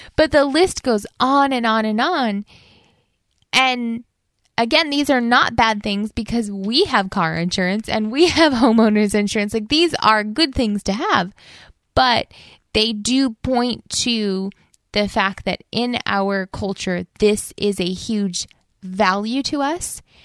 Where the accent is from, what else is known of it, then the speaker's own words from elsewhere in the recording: United States; our values as an American with our values as a Christian